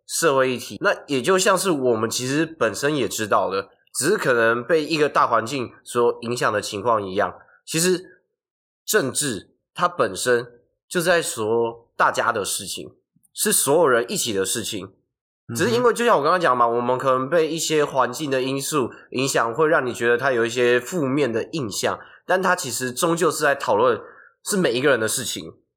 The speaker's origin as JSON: {"language": "Chinese", "region": "Hsinchu", "country": "Taiwan", "said": "我是新竹人啊"}